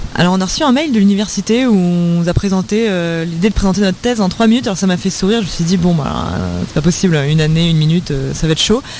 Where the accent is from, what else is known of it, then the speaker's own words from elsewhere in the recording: France; chez nous en France